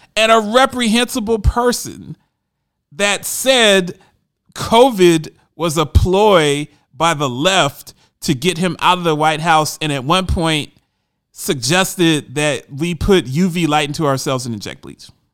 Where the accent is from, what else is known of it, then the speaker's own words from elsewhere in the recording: Columbus, Ohio, United States; my hometown of Columbus, Ohio